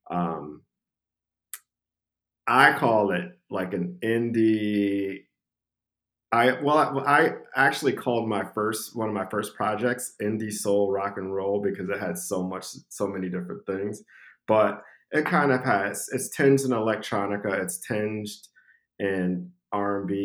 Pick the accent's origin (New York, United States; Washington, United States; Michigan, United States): Michigan, United States; Saginaw; also born or lived in Toledo; So, I was born in Saginaw, Michigan, and I was raised partially there.